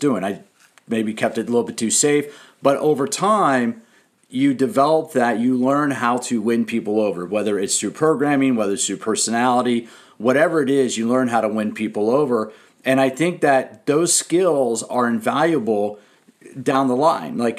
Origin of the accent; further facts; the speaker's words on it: Washington, District of Columbia, United States; I grew up in Washington, D.C.